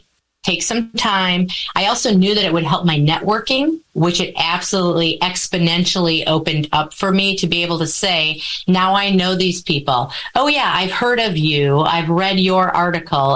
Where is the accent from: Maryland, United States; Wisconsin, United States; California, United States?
Wisconsin, United States; I am a born and bred cheesehead